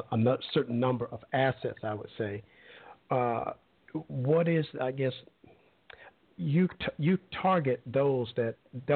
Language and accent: English; Alabama, United States; I'm originally from Alabama.